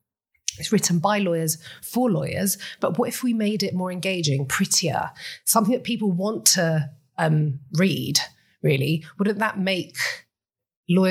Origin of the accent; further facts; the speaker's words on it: Cyprus; accent: British; moved away as an adult; also born or lived in United Kingdom; Okay, so I was born and raised in Cyprus.